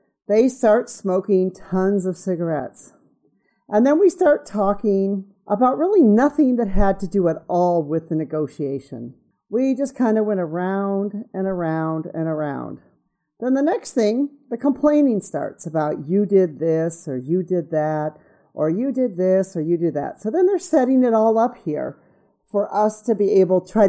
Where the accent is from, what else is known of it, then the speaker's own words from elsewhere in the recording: United States; moved away; me being American